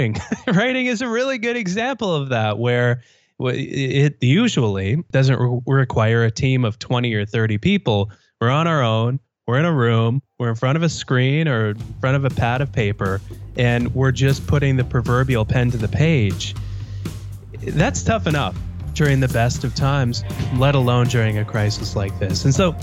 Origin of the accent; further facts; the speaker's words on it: Canada; I realize I just said A after you, you introduced me as a Canadian, so I'm outing myself in case I wasn't outed by you as a Canadian.